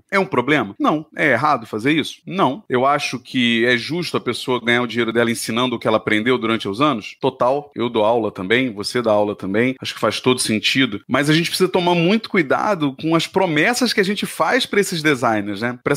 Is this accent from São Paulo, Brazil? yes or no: no; Rio de Janeiro, Brazil; Eu vim de uma cidade, né, do Rio, onde a publicidade era extremamente forte, né?